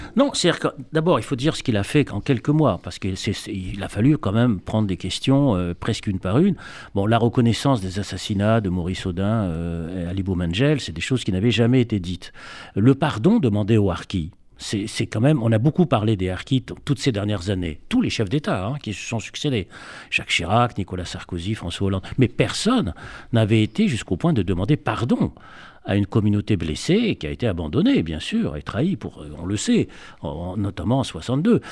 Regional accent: Constantine, Constantine Province, Algeria; moved away; mon enfance juive à Constantine dans les années 50

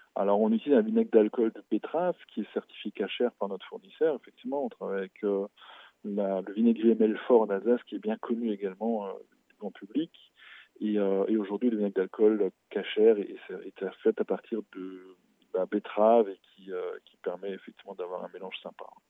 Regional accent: Alsace, Grand Est, France; chez nous en Alsace

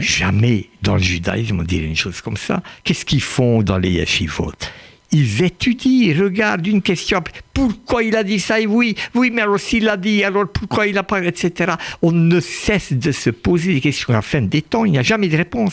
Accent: France; j'aime beaucoup la France, j'y vis. Je suis français

